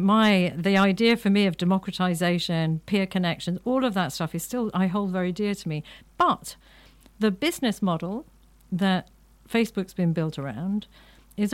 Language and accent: English; Ireland; I'm an Irish Catholic